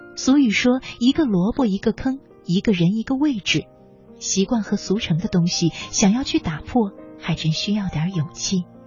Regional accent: China; 我们中国人啊

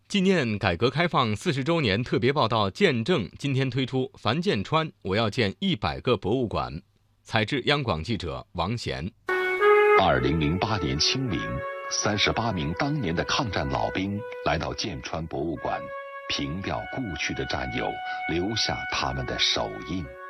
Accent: China; 我们十四亿中国人

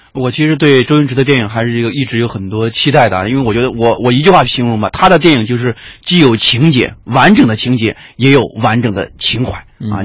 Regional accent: Yangcun, Tianjin, China; moved away; 我父母家是在天津的阳村，这是一个，呃，天津下面一个区啊，一个县。很著名的区

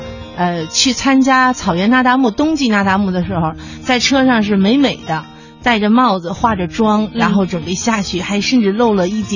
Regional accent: Hulunbuir, Inner Mongolia, China; moved away; 然后我的家乡实在是太美了。

